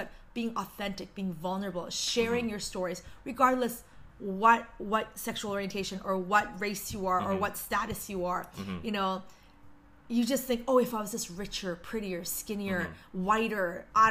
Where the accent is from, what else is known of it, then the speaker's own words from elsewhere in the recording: Canada; I'm so thankful to be Korean Canadian.